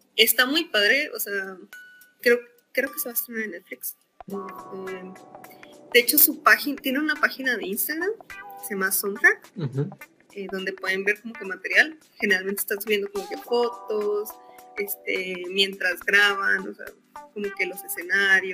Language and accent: Spanish; Monterrey, Nuevo León, Mexico; Soy de Monterrey